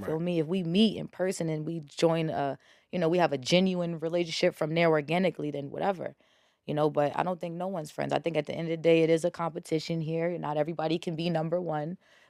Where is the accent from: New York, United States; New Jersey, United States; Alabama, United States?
New Jersey, United States; I'm from Bergen County.